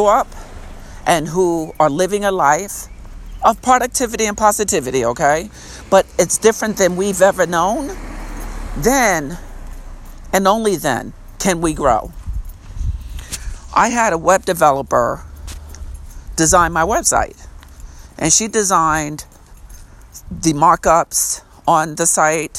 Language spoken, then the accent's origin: English; Long Island, New York, United States; the town I grew up in on Long Island, New York